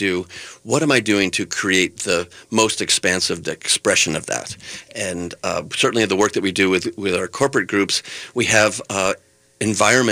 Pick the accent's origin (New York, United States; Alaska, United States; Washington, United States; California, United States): New York, United States; now in Twin Cities, United States; I came from New York originally